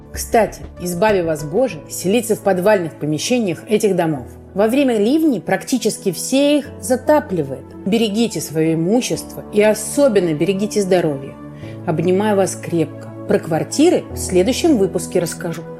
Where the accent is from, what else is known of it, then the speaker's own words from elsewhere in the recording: Moscow, Russia; now in Israel; Я сама из Москвы